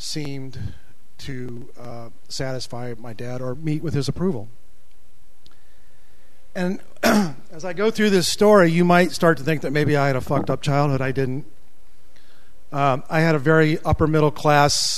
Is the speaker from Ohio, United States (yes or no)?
yes; Akron, Ohio, United States; I was born and raised near Akron, Ohio